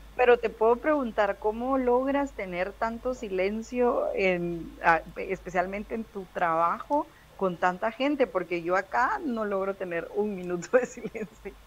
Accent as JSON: {"language": "Spanish", "town": "Guatemala City", "region": "Guatemala Department", "country": "Guatemala", "tie": "born or raised there", "said": "yo nací en Ciudad de Guatemala, toda mi vida de vivir ahí"}